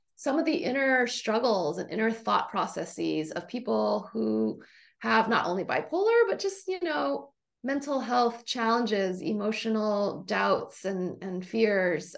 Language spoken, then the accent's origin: English; Honolulu, Hawaii, United States; moved away as an adult; now in Davis, United States; I grew up in Honolulu, Hawaii.